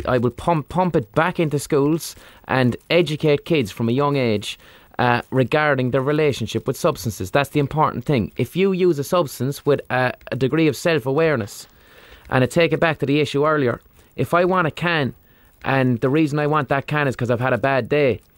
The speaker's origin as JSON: {"language": "English", "town": "Limerick", "region": "Munster", "country": "Ireland", "tie": "born or raised there", "said": "I grew up in Limerick, which is a mad rugby town"}